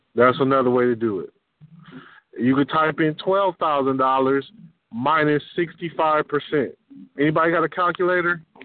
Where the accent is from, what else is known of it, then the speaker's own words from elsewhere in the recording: Detroit, Michigan, United States; I'm from Detroit